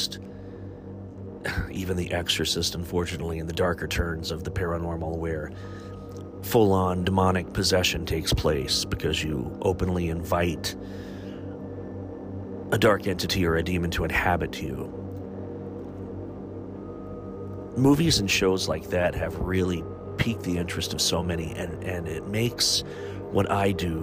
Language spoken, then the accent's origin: English; Chillicothe, Ohio, United States; my hometown of Chillicothe, Ohio, Ohio's first capital